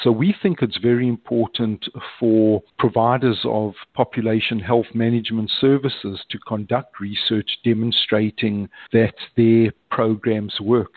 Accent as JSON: {"language": "English", "town": "Johannesburg", "region": "Gauteng", "country": "South Africa", "moved": "as an adult", "lives_now": "United States", "said": "I'm originally from Johannesburg in South Africa, moved to the United States in 1987"}